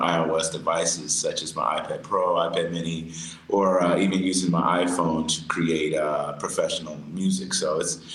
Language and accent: English; Atlanta, Georgia, United States; I'm from Atlanta, Georgia